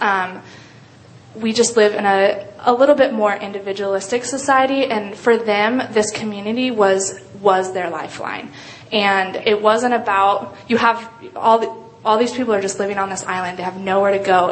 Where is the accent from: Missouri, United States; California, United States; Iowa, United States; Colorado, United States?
Colorado, United States; Colorado Springs; moved away as an adult; I grew up in Colorado Springs, Colorado, and uh, moved out here to go to school at UW